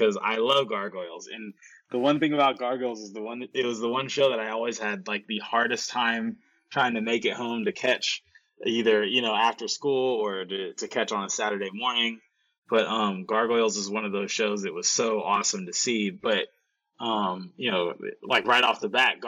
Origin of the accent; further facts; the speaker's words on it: Bay Area, California, United States; also born or lived in Chicago, Illinois, United States; born in Chicago and raised in the Bay Area. So, I moved here at a very young age, like about like 5 or 6